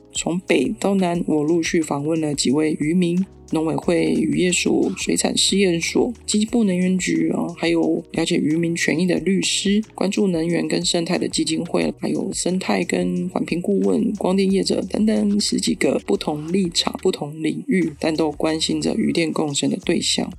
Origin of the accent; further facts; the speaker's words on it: Taiwan; 我们台湾人